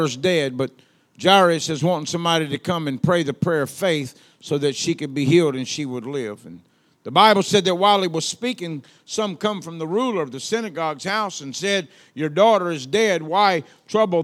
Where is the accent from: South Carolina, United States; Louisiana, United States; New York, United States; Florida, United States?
Louisiana, United States; accent: Southern; I'm from the South. They say I have an accent. I don't know where they got that from, but there I am, you know? So I'm from Louisiana